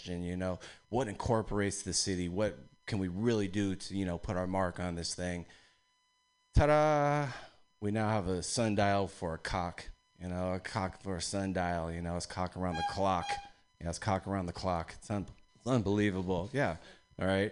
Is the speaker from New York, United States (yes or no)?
no; East Bay, California, United States; I'm from the East Bay